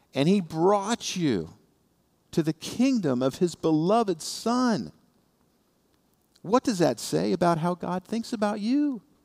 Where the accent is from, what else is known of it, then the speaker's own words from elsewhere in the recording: Indiana, United States; now in South Florida, United States; I come from Indiana